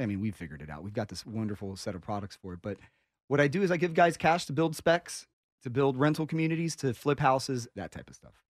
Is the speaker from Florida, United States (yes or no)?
yes; Miami, Florida, United States; I'm from Miami